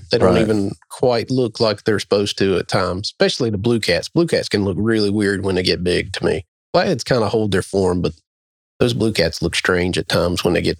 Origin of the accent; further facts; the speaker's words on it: New Bern, North Carolina, United States; growing up on the Neuse River, just kind of upstream of Newbern.